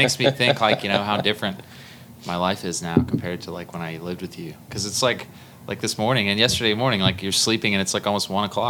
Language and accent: English; Houston, Texas, United States; I'm from Houston, Texas.